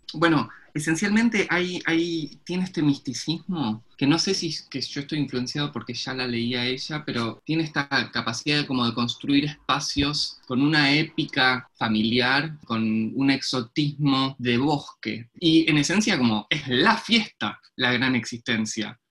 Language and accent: Spanish; Buenos Aires, Argentina; also born or lived in Williamsburg, Brooklyn; now in New York, United States; también soy de Buenos Aires, pero en realidad estoy acá en la República Separatista de Williamsburg